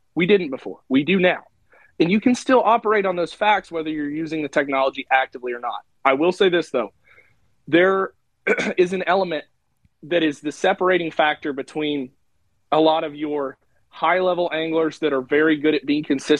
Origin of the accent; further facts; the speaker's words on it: Illinois, United States; growing up in Illinois